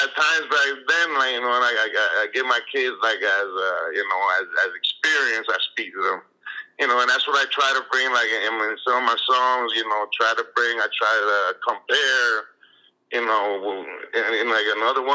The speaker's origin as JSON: {"language": "English", "town": "Miami", "region": "Florida", "country": "United States", "tie": "born or raised there", "also_born_or_lived": "Nicaragua", "first_language": "Spanish", "second_language": "English", "said": "I've been here since I was three"}